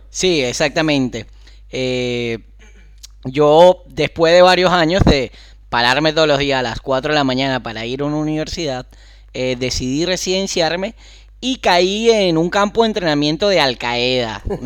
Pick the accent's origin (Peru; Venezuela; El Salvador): Venezuela; Carrizal, Miranda; moved away; also born or lived in Caracas; soy de Carrizal